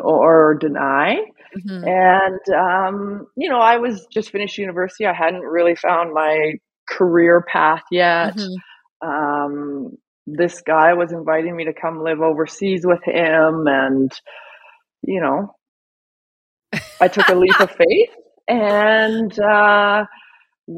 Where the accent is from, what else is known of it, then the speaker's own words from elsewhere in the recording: Calgary, Alberta, Canada; We're both born and raised in Calgary